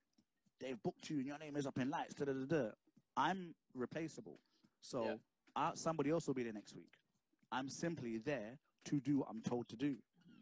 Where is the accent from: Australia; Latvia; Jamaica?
Jamaica; And keep in mind, I'm a hip-hop DJ. I'm a Jamaican.